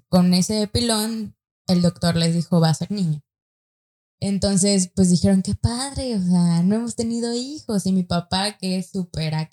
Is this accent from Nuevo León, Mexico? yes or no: yes; San Nicolás de los Garza, Nuevo León, Mexico; No, San Nicolás es, acá, es entre lo barrio y, lo fresco.